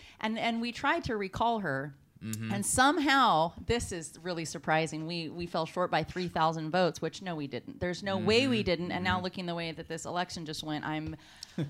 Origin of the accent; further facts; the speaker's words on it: Castro Valley, California, United States; moved away; I'm from California Bay Area. I was born in Castro Valley. So, you know, I was in San Francisco pretty much every weekend growing up